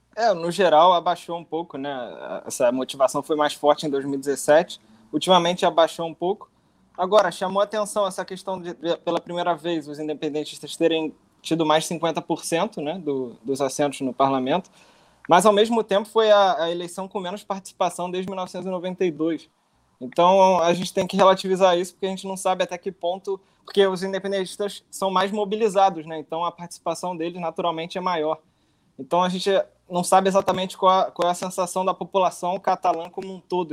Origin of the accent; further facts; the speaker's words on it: Rio de Janeiro, Brazil; now in Barcelona, Spain; Eu sou do Rio